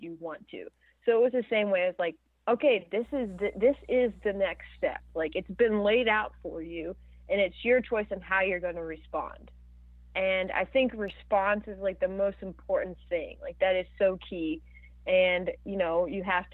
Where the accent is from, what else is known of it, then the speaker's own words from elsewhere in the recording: Orlando, Florida, United States; my hometown in Orlando